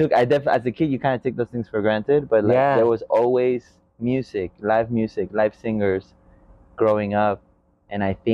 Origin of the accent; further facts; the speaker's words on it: Veracruz, Mexico; now in Portland, United States; originally from Veracruz, Mexico, born and raised